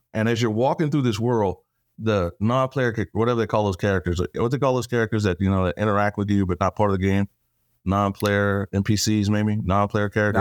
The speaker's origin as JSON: {"language": "English", "region": "Texas", "country": "United States", "tie": "born or raised there", "accent": "Texan", "said": "born and raised Texas, small town"}